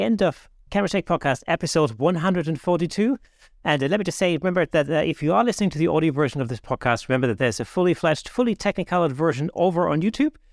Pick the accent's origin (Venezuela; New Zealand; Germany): Germany; moved away; I grew up in Germany